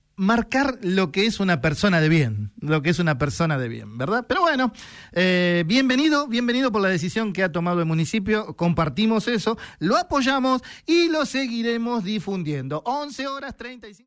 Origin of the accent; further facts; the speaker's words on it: San Isidro, Buenos Aires Province, Argentina; somos de San Isidro